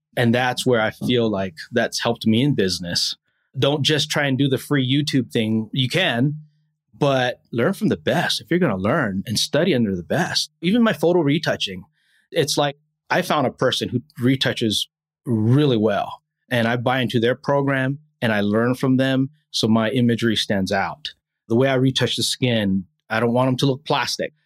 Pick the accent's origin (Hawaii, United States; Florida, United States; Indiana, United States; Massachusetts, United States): Hawaii, United States; moved away; I'm born and raised in Hawaii